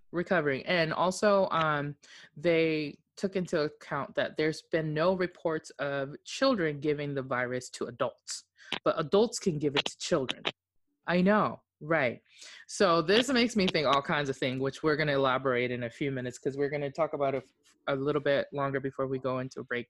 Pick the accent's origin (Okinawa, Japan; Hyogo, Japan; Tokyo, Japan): Okinawa, Japan; moved away; I was born and raised in Oki